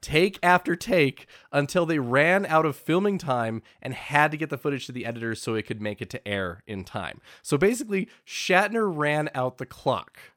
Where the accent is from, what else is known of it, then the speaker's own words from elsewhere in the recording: United States; us Americans